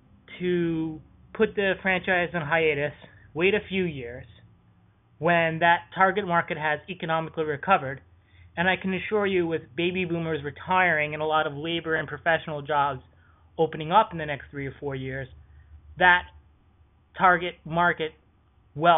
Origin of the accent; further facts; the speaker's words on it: Boston, Massachusetts, United States; I am from Boston